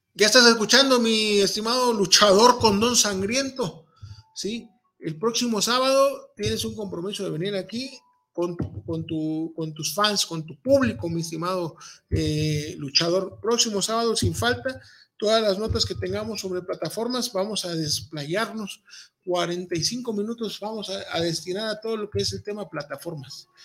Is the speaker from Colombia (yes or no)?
no; Veracruz, Mexico; los que saben que somos jarochos, eh, pues traemos ese, ese léxico a flor de piel